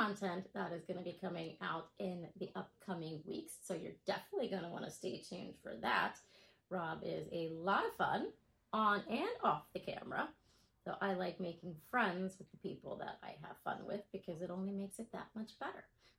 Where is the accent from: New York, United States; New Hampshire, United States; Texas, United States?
Texas, United States; moved away; also born or lived in Florida; I am originally from Texas. I am a Texas girl